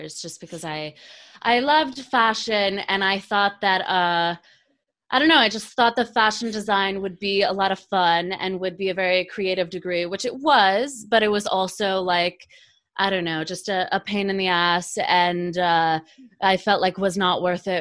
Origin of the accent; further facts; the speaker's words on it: Cary, North Carolina, United States; moved away as an adult; also born or lived in Monterey, California; now in New York, United States; I grew up in North Carolina, Cary, very suburban, and I moved to New York like 3 years ago.